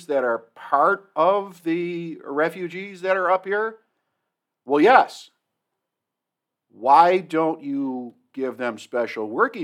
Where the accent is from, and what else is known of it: Kenmore, New York, United States; born or raised there